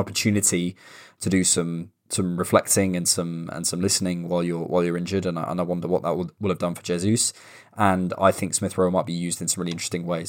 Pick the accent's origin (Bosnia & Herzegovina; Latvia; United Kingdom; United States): United Kingdom; Bournemouth, South West England; now in London, United Kingdom; my hometown